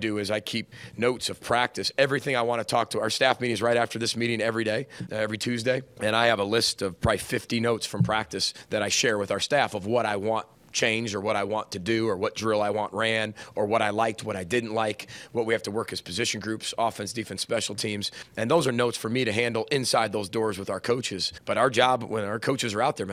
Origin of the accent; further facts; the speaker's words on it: Chicago, Illinois, United States; now in Minnesota, United States; I grew up in Big Ten country in Chicago